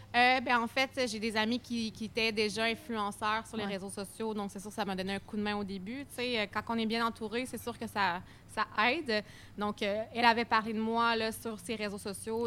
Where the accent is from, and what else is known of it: Quebec, Canada; accent: strong accent (implied Québécois)